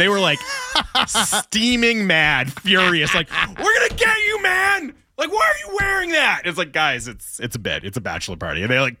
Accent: Montreal, Quebec, Canada; Because like, well, I'm from Montreal, like, of course I'm an expert in hockey.

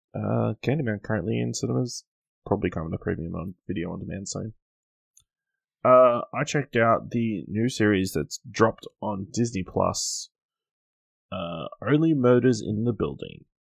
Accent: Australia; as an Australian

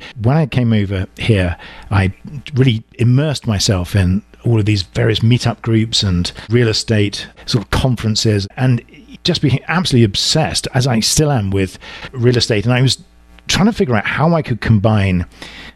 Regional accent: England, United Kingdom; accent: deep southern; moved away as an adult; now in Southern California, United States; I'm originally from England, as you can tell from my sort of deep southern accent. I moved over here almost 8 years ago, and I landed in Southern California

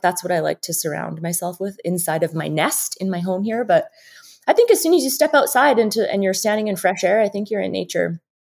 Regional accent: Saskatchewan, Canada; now in Idaho, United States; I'm from Saskatchewan

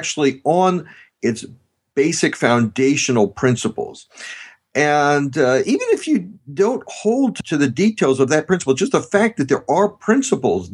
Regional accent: Washington, District of Columbia, United States; I was born and raised in Washington, D.C. and around the city.

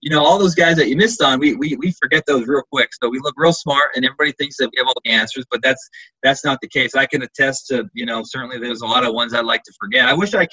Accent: Harrisburg, Pennsylvania, United States; moved away as an adult; also born or lived in Delaware / Philadelphia; now in Kansas City, United States; I'm from the Harrisburg area

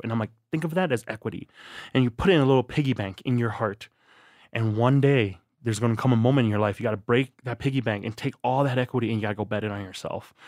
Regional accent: La Crosse, Wisconsin, United States; also born or lived in Thailand; I grew up in La Crosse, Wisconsin

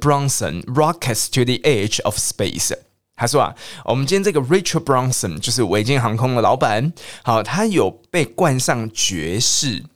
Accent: Taiwan; 因为我台湾人或者是我啊

